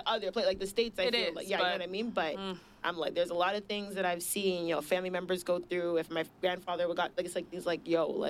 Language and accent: English; Toronto, Ontario, Canada; now in Brampton, Canada; I was born in Etobicoke General